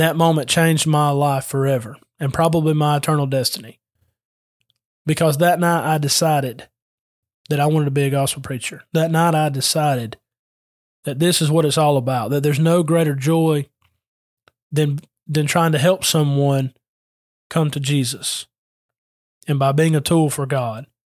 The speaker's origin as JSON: {"language": "English", "town": "Adairsville", "region": "Georgia", "country": "United States", "said": "I'm from Adairsville"}